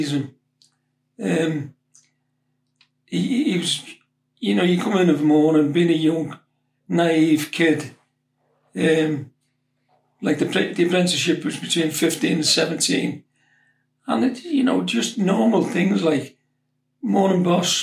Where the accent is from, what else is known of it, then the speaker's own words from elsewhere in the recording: Liverpool, North West England, United Kingdom; also born or lived in Huyton; We lived in Page Moss in Highton at the time. We moved up from Edgehill to live in a bigger house. My mother and my younger brother, Larry